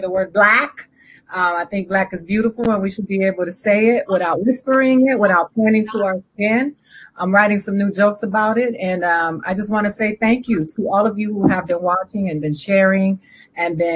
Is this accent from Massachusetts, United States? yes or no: yes; Boston, Massachusetts, United States; moved away; I was born in Boston